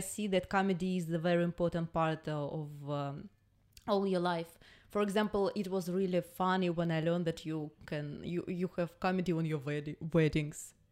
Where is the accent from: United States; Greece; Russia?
Russia; English is a second language